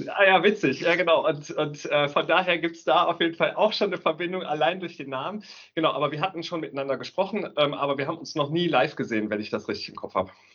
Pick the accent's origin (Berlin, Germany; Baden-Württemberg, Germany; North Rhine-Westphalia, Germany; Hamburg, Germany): North Rhine-Westphalia, Germany; Aachen; bin gebürtiger Aachener